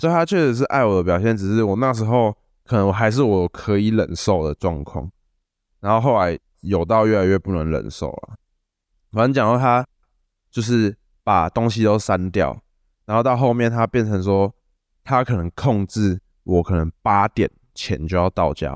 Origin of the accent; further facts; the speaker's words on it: Tainan, Taiwan; 我是来自台南